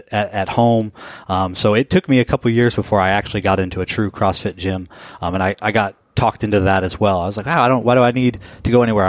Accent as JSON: {"language": "English", "town": "Portland", "region": "Oregon", "country": "United States", "tie": "born or raised there", "also_born_or_lived": "Colorado / Arizona", "moved": "yes", "lives_now": "Seattle, United States", "said": "I grew up outside of Portland, Oregon, and in a little mountain town outside of Denver, Colorado."}